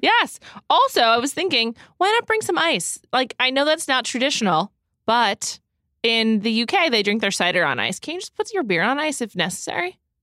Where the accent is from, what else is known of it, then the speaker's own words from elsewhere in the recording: New York City, New York, United States; I grew up in New York City